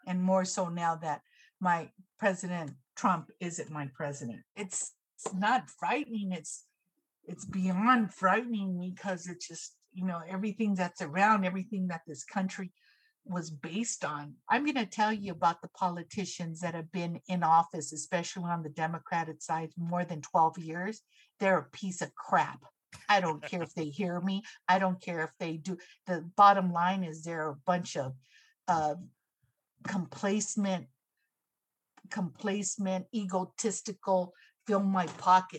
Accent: Los Angeles County, California, United States; also born or lived in Orange County, California; I grew up in Los Angeles County. I now lived in Orange County for about 10 plus years

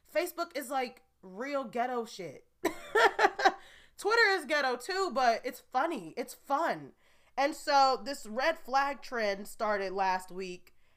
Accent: Gary, Indiana, United States; now in New Jersey, United States; I haven't been back to my hometown of Gary, Indiana, since my grandmother's funeral six years ago

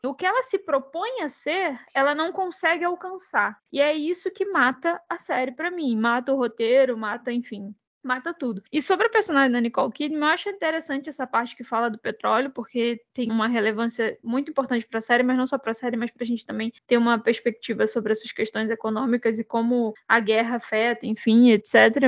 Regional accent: Brazil; como brasileiro

